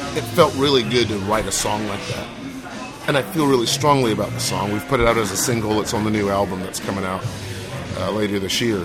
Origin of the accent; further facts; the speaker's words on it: Goose Creek, South Carolina, United States; when I travel, I tell people I'm from Charleston because yeah. they understand that way more than Goose Creek